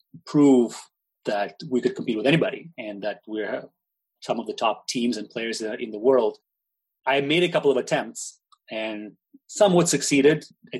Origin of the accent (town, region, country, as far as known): Russia